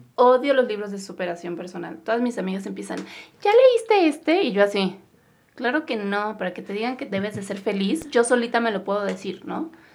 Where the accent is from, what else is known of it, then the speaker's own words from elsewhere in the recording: Mexico; nosotros somos mexicanos